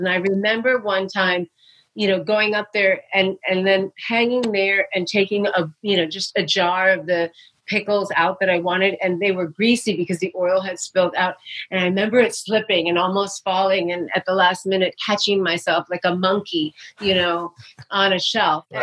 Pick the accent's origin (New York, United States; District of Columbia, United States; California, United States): New York, United States; New York City; I grew up in New York City